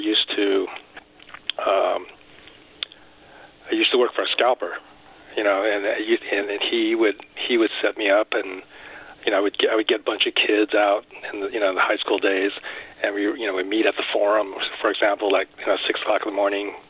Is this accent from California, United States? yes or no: yes; Los Angeles, California, United States; I was born in L.A., so American-born Chinese. So yeah, I'm one of the few that actually born and lived in L.A.